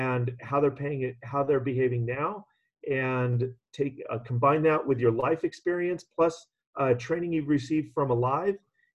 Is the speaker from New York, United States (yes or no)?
no; California, United States; living and growing up in California